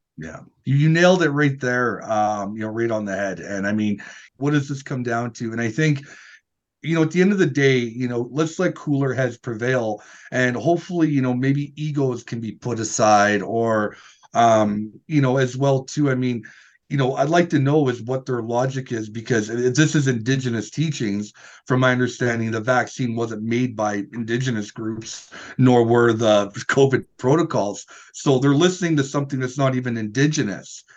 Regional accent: Northern Alberta, Canada; we're from Northern Alberta

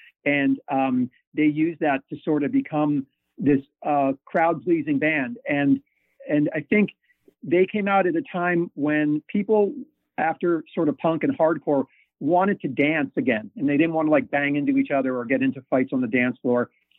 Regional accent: New York, United States; You know, growing up in the New York ska scene, there were bands that were very influential to me.

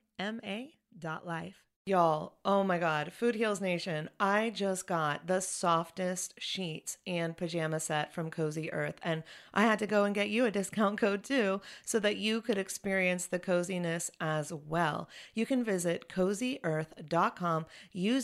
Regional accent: Chapel Hill, North Carolina, United States; moved away as an adult; also born or lived in Los Angeles; Elle and I are from Chapel Hill, so our childhood home is Chapel Hill

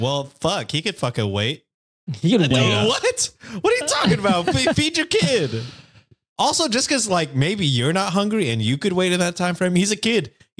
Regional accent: Texas, United States; Born and raised in Texas, baby.

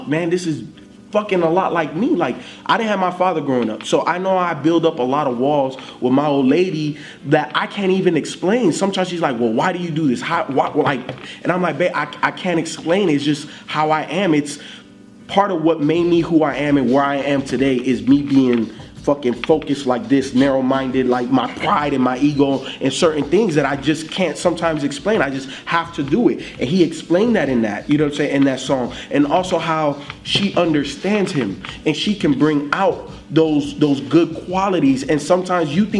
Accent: Miami, Florida, United States; I grew up in Miami

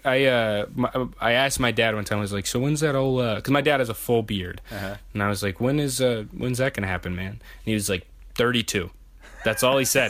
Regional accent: the South, United States; as a Southerner

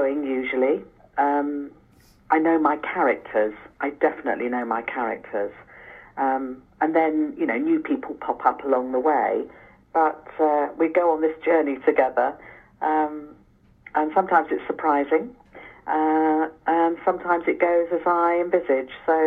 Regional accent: England, United Kingdom; I'm English

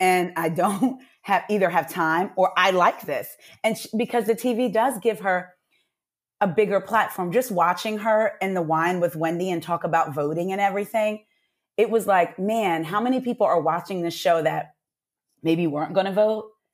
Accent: New Jersey, United States; now in Atlanta, United States; when we would go home to New Jersey, 'cause I'm from Jersey

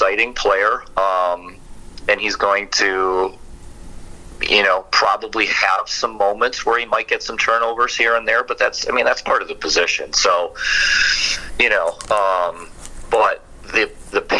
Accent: Wisconsin, United States; I grew up in Wisconsin and watched Brett Favre

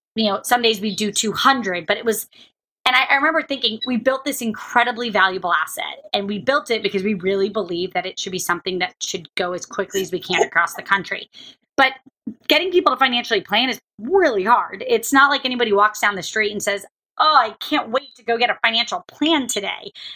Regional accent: Jacksonville, Florida, United States; moved away; also born or lived in Kentucky; I grew up in Jacksonville, Florida. I was born in Kentucky. I grew up in Jacksonville, Florida.

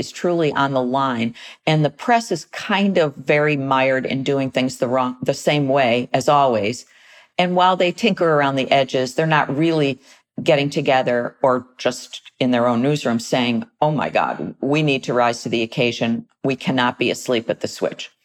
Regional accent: United States; as American citizens

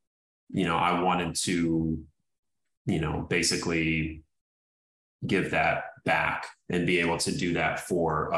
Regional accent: St. Louis, Missouri, United States; also born or lived in Indiana; now in Los Angeles, United States; I was born in Indiana. I grew up in St. Louis, so I came from the Midwest.

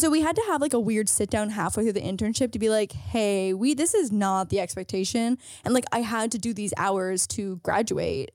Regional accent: St. Catharines, Ontario, Canada; moved away; Saint Catherine's, my hometown

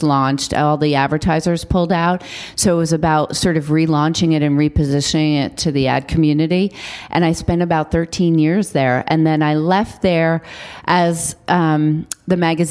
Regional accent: New York City, New York, United States; I grew up on Staten Island, and my mother made me work every summer.

